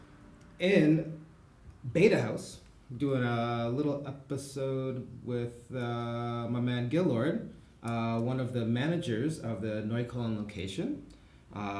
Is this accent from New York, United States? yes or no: yes; Buffalo suburbs, New York, United States; now in Berlin, Germany; I grew up in the suburbs, a white suburb